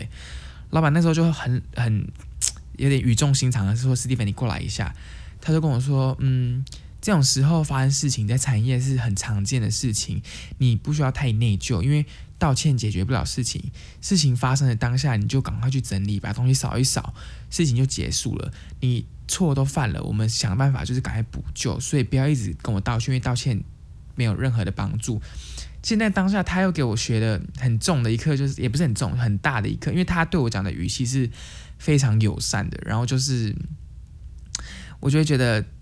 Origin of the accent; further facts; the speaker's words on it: Taiwan; moved away as an adult; now in Canada; 我是从台湾来，我是，呃，我是从台湾过来的